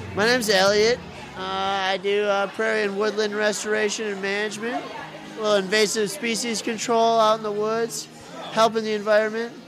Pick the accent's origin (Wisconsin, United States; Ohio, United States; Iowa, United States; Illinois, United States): Wisconsin, United States; DeForest; also born or lived in Stevens Point, Wisconsin; now in Madison, United States; I grew up in DeForest